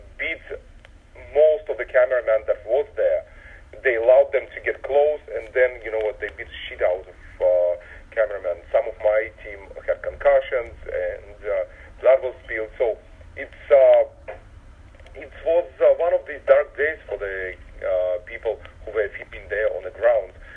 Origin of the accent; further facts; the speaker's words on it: Russia; also born or lived in Soviet Union; now in United States; I was born in Russia.